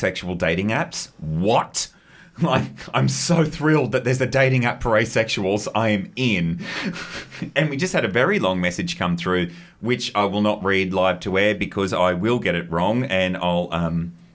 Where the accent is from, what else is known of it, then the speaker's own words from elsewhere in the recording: Queensland, Australia; as a Queenslander